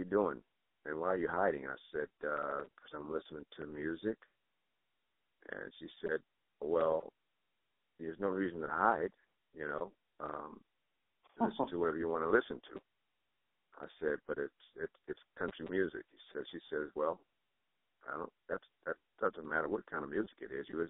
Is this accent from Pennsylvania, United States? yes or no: no; New Orleans, Louisiana, United States; also born or lived in Nebraska; now in Nashville, United States; I was born and raised in New Orleans, Louisiana.